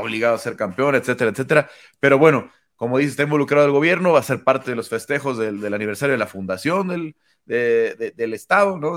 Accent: Mexico; como mexicanos

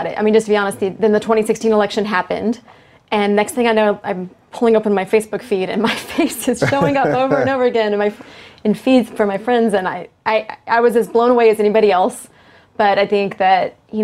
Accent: Dallas, Texas, United States; I'm from Dallas

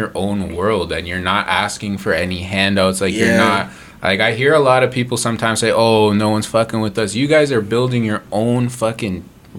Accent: Mississauga, Ontario, Canada; I'm from Mississauga, but which is right down the street from Brampton.

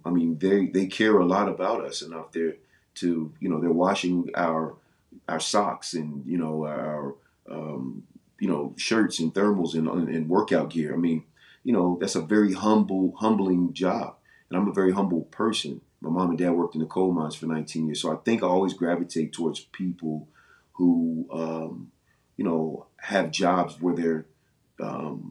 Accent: Virginia, United States; moved away as an adult; I'm from Virginia

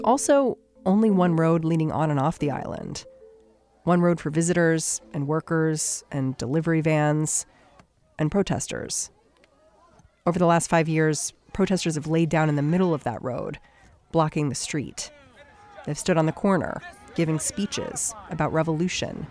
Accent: New York City, New York, United States; as a New Yorker

